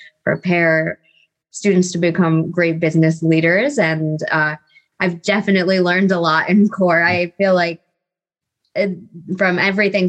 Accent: Rochester, New York, United States; moved away as an adult; also born or lived in Virginia; now in Charlottesville, United States; I am originally from Rochester, New York. So born and raised there, spent 18 years of my life in the cold

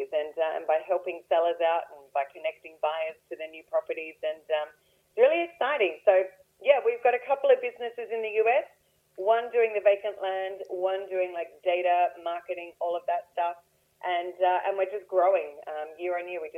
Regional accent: Australia; I am an Australian.

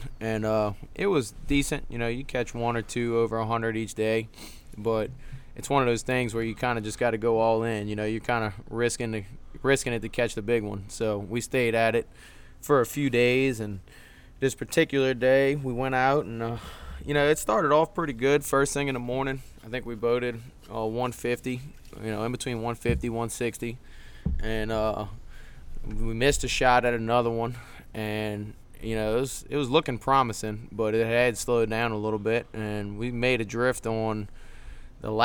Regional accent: Metairie, Louisiana, United States; I'm from Metairie, Louisiana.

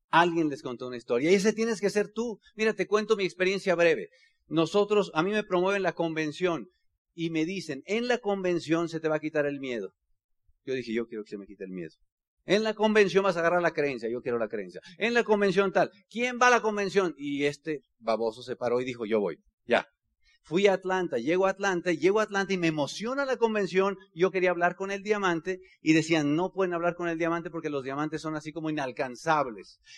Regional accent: Bajío, Mexico; soy del Bajío.

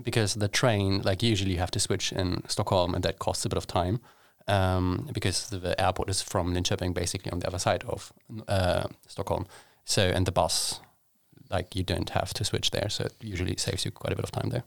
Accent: Hamburg, Germany; moved away as an adult; now in Sweden; I traveled home back to Hamburg

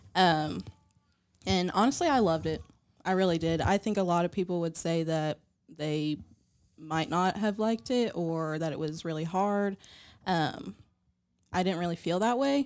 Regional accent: West Virginia, United States; growing up in West Virginia

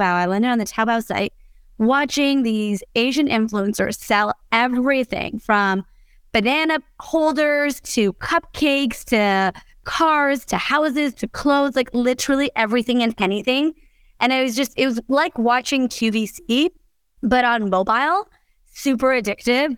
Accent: Canada; I'm Canadian

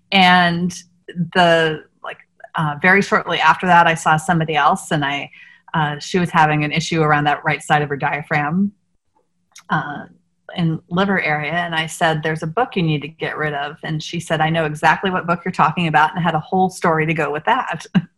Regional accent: Washington, District of Columbia, United States; Like, because I grew up in the Washington, D.C. area, we sang at the Kennedy Center at Christmas time.

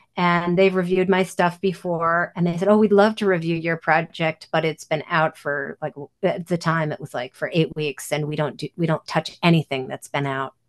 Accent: New York City, New York, United States; I grew up in Manhattan

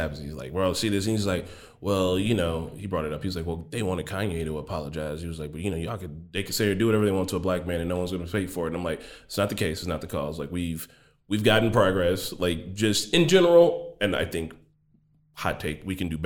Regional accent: Gary, Indiana, United States; I'm from Gary

